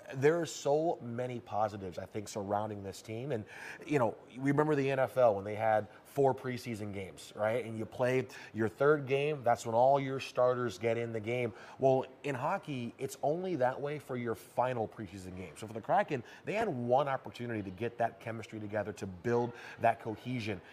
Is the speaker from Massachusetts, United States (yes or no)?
no; Detroit, Michigan, United States; moved away as an adult; now in Seattle, United States; I grew up in Detroit, late nineties